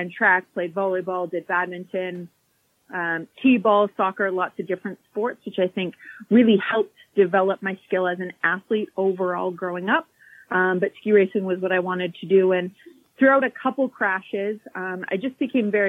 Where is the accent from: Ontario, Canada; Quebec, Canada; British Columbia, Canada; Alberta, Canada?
Alberta, Canada; Calgary; Born and raised in Calgary